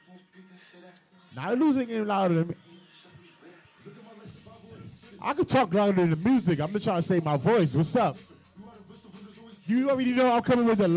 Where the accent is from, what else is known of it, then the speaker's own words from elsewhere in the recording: New York City, New York, United States; I'm from Brooklyn, New York